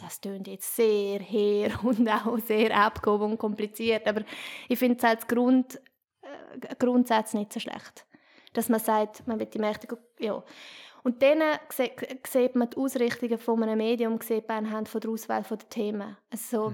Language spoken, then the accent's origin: German; Chur, Graubünden, Switzerland; now in Basel, Switzerland; ich bin ja aus Chur